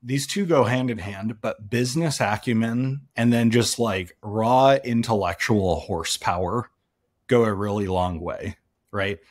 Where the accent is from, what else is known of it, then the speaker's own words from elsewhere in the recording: Salt Lake City, Utah, United States; I grew up in Salt Lake City